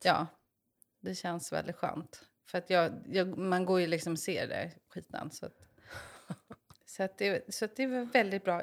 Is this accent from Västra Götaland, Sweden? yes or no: no; Stockholm, Stockholm County, Sweden; moved away as an adult; now in Mariefred, Sweden; jag är från eh, Stockholm